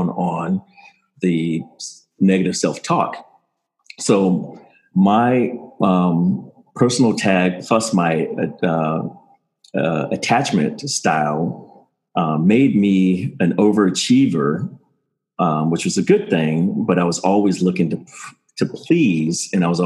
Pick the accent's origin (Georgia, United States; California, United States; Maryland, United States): Maryland, United States; also born or lived in Pacific Palisades / Palm Springs; I grew up in Maryland